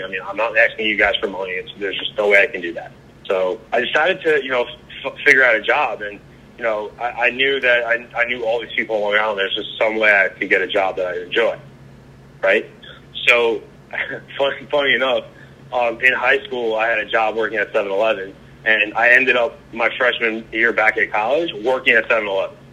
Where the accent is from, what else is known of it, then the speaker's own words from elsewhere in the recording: Long Island, New York, United States; moved away as an adult; also born or lived in Raleigh, North Carolina; now in Charleston, United States; I grew up in Long Island, Long Island, New York